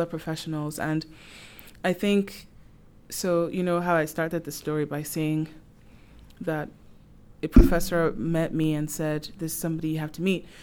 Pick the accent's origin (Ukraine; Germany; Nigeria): Nigeria; moved away as an adult; now in Prince Edward Island, Canada; I, I'm from Nigeria, and I've been in P E I for over seven years now.